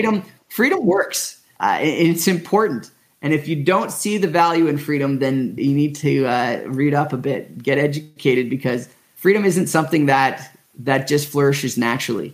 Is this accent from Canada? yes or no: yes; Canada; growing up in Canada